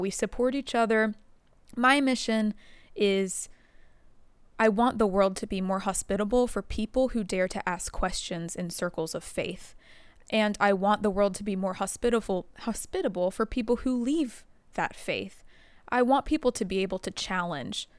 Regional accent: the Bible Belt, United States; I grew up in the Bible Belt

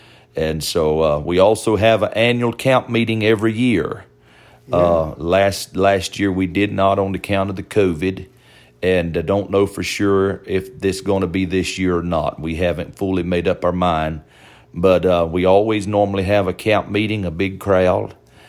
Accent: Florida, United States; I'm not Native American as far as, you know, I'm originally from South Florida.

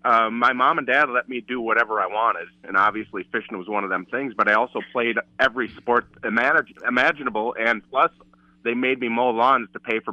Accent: Blair, Wisconsin, United States; Blair. I came from Blair, Wisconsin.

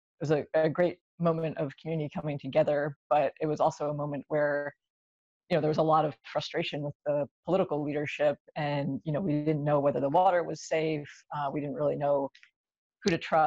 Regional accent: outside of Baltimore, Maryland, United States; moved away as an adult; now in Charleston, United States; I grew up outside of Baltimore, Maryland, and I moved to West Virginia about a decade

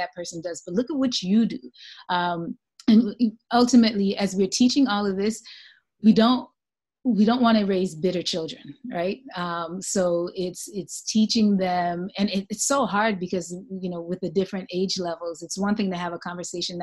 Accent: Jamaica; I'm from Jamaica

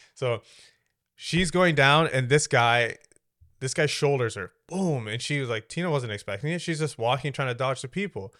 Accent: Canada; I've never felt like this is just where I belong 'cause I was born here.

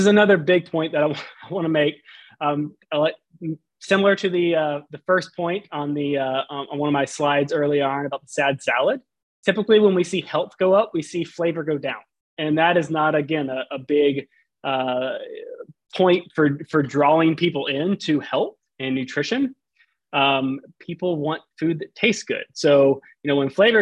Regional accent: Southern Alabama, United States; now in Houston, United States; I grew up in Southern Alabama on the coast

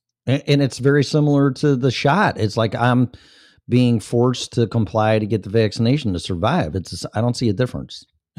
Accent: Australia; I'm from Australia.

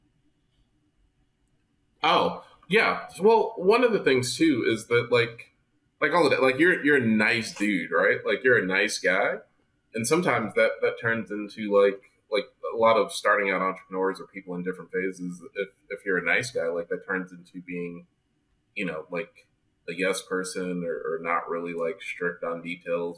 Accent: New Jersey, United States; now in Fort Lauderdale, United States; I'm from New Jersey

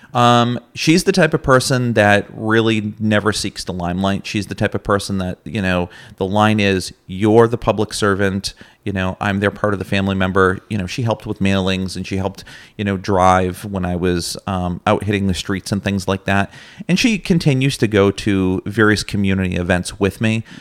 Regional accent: Massachusetts, United States; moved away as an adult; now in Plattsburgh, United States; I'm originally from Massachusetts, actually. Uh, moved up to the region to attend SUNY Plattsburgh as an undergraduate.

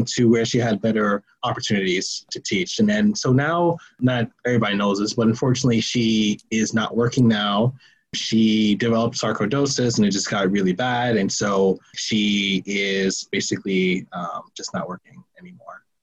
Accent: New York City, New York, United States; I was born in the South Bronx

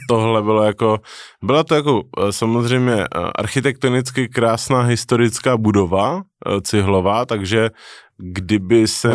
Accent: Czechia; Narozený jsem v Česku, ale otec byl Řek, takže spolo, formálně jsem z poloviny Řek.

